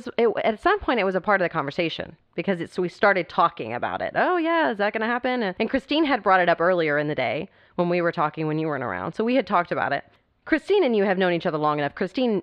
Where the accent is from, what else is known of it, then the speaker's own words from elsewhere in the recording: Austin, Texas, United States; We're Texas, we're Austin. Mm-hmm. Austin, Texas, the capital of Texas is Austin. We're very Texan here.